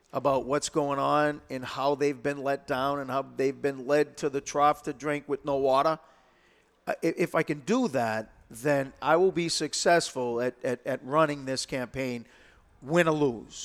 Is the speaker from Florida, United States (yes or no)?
no; Lowell, Massachusetts, United States; I was born and brought up in Lowell